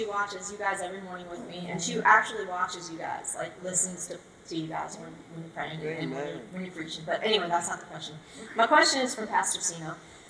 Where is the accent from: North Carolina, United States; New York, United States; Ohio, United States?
North Carolina, United States; Wake Forest; I'm from Wake Forest, North Carolina.